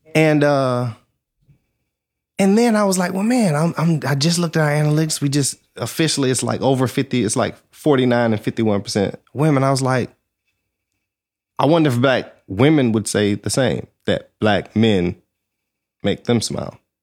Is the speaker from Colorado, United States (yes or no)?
no; Georgia, United States; moved away as an adult; also born or lived in Alabama / California / Atlanta; I'm from Georgia, went to school in Alabama, and I was living in California.